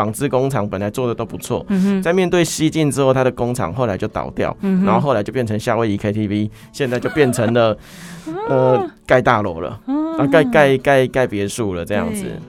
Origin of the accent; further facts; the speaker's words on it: Hemei, Changhua County, Taiwan; moved away as an adult; now in Taichung, Taiwan; 来到沙鹿，然后接下来来到台中，嗯，做台中深耕那么久，嗯，可是，嗯，为什么会还是希望可以回头去看看我的故乡？